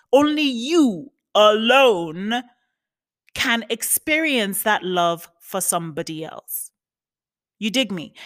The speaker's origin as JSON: {"language": "English", "region": "New York", "country": "United States", "moved": "yes", "lives_now": "West Hollywood, United States", "said": "I'm from New York, but you know, um, my official residence is in California, West Hollywood."}